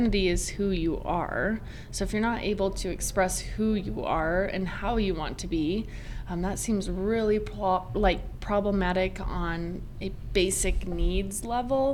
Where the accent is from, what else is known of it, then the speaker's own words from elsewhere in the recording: Rock Springs, Wyoming, United States; I grew up in Rock Springs, Wyoming.